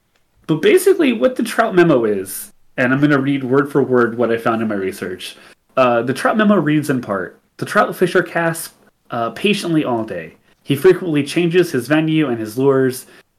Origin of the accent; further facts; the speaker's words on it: England, United Kingdom; I'm English.